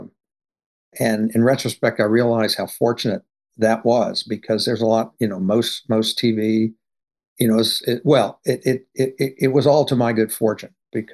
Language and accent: English; Louisiana, United States; moved away as an adult; now in Los Angeles, United States; I'm from Louisiana, where I began as a short story writer